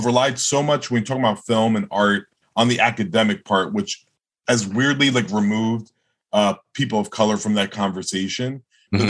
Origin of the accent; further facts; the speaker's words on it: Jersey City, New Jersey, United States; also born or lived in New York; lived in Jersey City. Also, went to public schools during elementary school